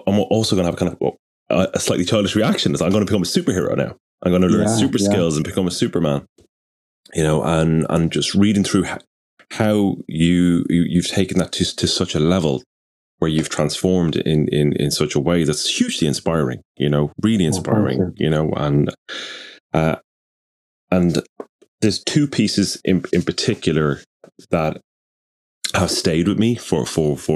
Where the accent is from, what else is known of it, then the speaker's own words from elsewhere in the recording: Ireland; I'm Irish